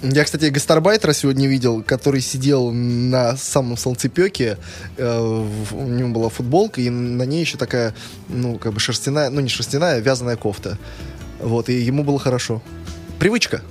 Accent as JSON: {"language": "Russian", "region": "Saint Petersburg", "country": "Russia", "tie": "born or raised there", "said": "коренной питерец"}